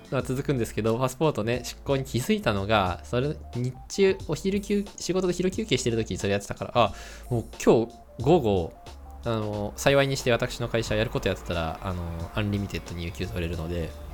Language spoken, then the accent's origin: Japanese; Tochigi, Japan; moved away; 俺の田舎栃木県、あの、地元、実家栃木県なんですけども